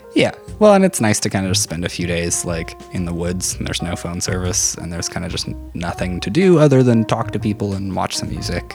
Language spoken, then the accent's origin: English; North Battleford, Saskatchewan, Canada; I grew up in North Battleford